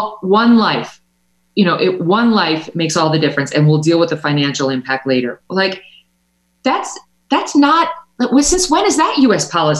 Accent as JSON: {"language": "English", "region": "New York", "country": "United States", "tie": "born or raised there", "said": "like, for example, my home state of New York."}